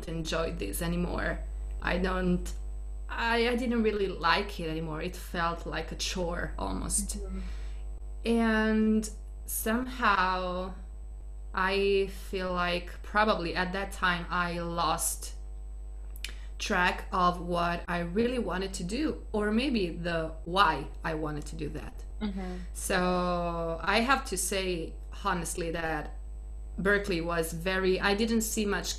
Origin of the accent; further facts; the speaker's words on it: Italy; English is a second language; also born or lived in Boston, United States; I am Italian, born and raised in Italy